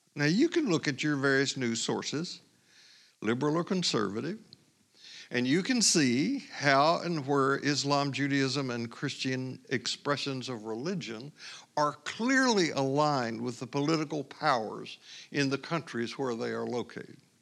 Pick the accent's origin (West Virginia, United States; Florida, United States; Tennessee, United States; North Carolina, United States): Tennessee, United States; I grew up in Tennessee, as you know, just west of Cherokee Native American people